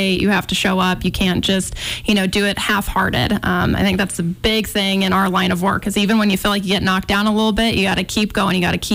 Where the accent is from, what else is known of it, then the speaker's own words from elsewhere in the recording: Colorado, United States; moved away as an adult; now in Missoula, United States; I grew up in Colorado